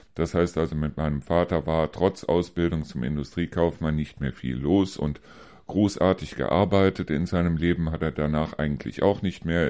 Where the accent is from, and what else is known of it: Neuss, North Rhine-Westphalia, Germany